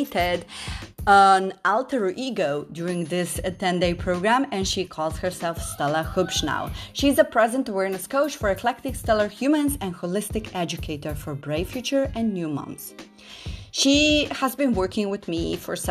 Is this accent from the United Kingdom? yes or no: no; Slovenia; Slovenia. My home country